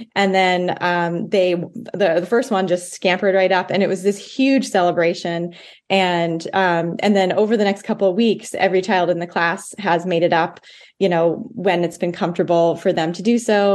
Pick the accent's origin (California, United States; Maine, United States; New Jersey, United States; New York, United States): Maine, United States; Blue Hill Peninsula; I grew up on the Blue Hill Peninsula